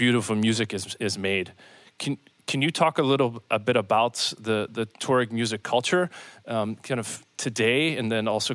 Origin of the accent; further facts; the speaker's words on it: Pittsburgh, Pennsylvania, United States; my hometown of Pittsburgh